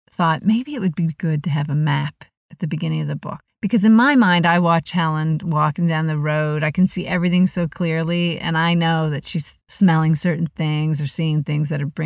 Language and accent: English; Truro, Nova Scotia, Canada; moved away as an adult; Truro is home for me. I mean, I left there when I was 18 years old, but no matter what, it always feels like home.